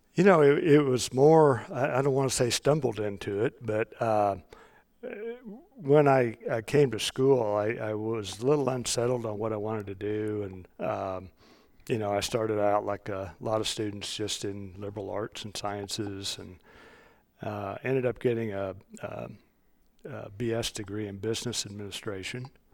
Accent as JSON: {"language": "English", "area": "Johnson County", "region": "Kansas", "country": "United States", "tie": "born or raised there", "also_born_or_lived": "Lawrence, Kansas", "said": "I'm a native Kansan. I grew up in Johnson County."}